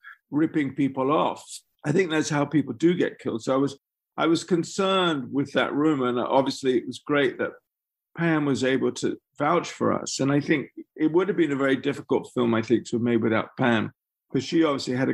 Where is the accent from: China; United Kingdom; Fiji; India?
United Kingdom; England; as an English person who hadn't grown up there